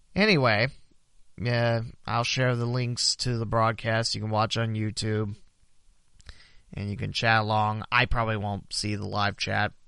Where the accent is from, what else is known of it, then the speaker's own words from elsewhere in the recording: West Alexandria, Ohio, United States; I'm from West Alex